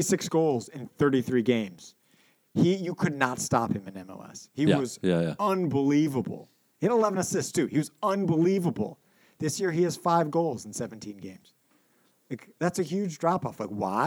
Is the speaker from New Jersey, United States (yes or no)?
no; Milwaukee, Wisconsin, United States; I grew up in Milwaukee